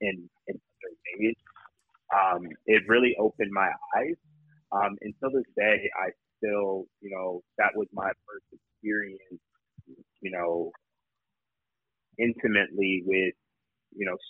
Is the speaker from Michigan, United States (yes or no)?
yes; Michigan, United States; now in Washington, D.C., United States; I'm from Michigan originally, though I now live in the D.C. area